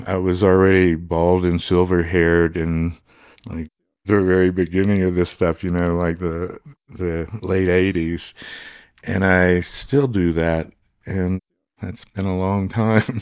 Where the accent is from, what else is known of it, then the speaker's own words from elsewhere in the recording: Monroe, Louisiana, United States; I was born in Monroe, Louisiana